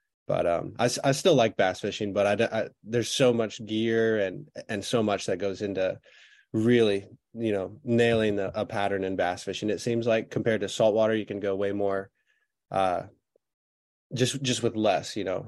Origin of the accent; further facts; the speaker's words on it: Florida, United States; That's right. Yeah. Caught my first fish at Wakava Island, or back then it was the Wakava Marina. Now it's the Wakava Island.